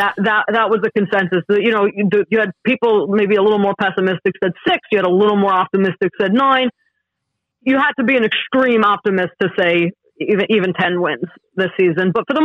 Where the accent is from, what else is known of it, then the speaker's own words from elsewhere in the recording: New York City, New York, United States; now in New Jersey, United States; I'm from Brooklyn, New York. New York Jets, New York. I actually live in Jersey right now, 10 minutes away from MetLife Stadium. Hop, skip, and a jump away. Born, bred, Jet fan all my life.